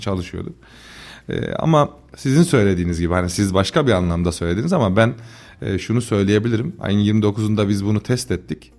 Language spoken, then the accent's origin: Turkish; Tomarza, Kayseri Province, Turkey; ben Tomarza Gülveren'de yetişmiş. Babası burada esnaf olan birisiyim.